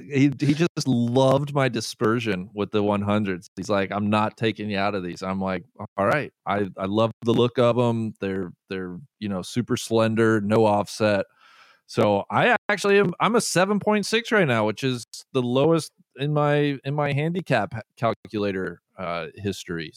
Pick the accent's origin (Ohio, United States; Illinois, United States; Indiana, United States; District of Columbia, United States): Ohio, United States; Cincinnati; having a tournament land in my hometown backyard